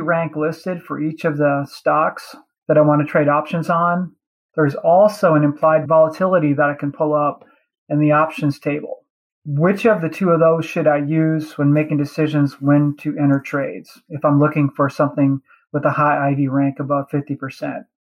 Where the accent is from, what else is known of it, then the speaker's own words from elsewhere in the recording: Clarksville, Tennessee, United States; I'm from Clarksville, Tennessee.